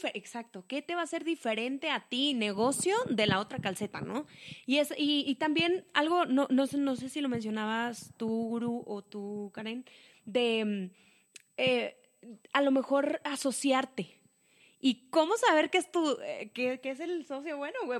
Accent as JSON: {"language": "Spanish", "town": "Saltillo", "region": "Coahuila", "country": "Mexico", "said": "nosotros somos de Saltillo, Coahuila, México."}